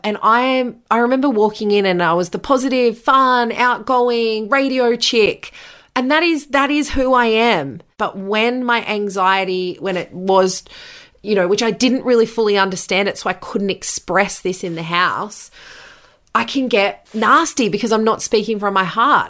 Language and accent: English; Bathurst, New South Wales, Australia; moved away as an adult; also born or lived in Bunbury / Newcastle / London; I moved from Bunbury after two years to Newcastle, which was four hours from my hometown in Bathurst